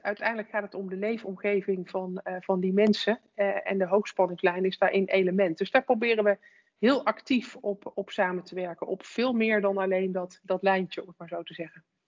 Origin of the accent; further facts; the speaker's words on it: Netherlands; als, als Nederlanders